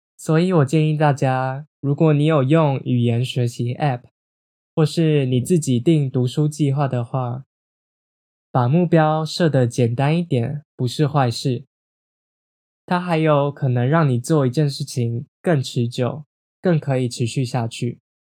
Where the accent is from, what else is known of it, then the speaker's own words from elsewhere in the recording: Taiwan; 我在台湾长大，我的身份认同是台湾人。或是像是我今年二十四岁